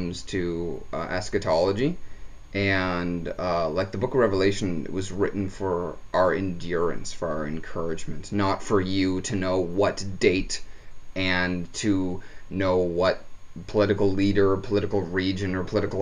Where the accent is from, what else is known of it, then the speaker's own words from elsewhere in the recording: Stouffville, Ontario, Canada; also born or lived in Markham; I grew up in Stovall, and we had square dance competitions